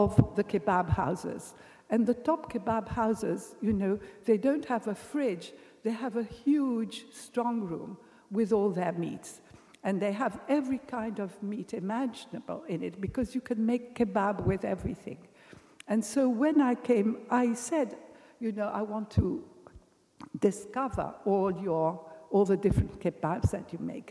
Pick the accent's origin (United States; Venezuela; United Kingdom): United Kingdom; England; I'm English